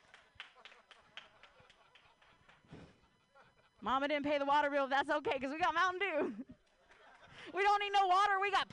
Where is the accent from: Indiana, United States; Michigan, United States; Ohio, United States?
Ohio, United States; now in Bay Area, United States; I grew up in Ohio